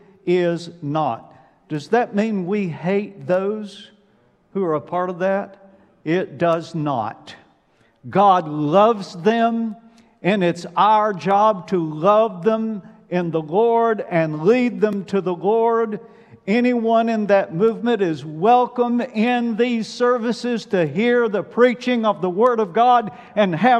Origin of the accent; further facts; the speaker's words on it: Alabama, United States; I'm from Alabama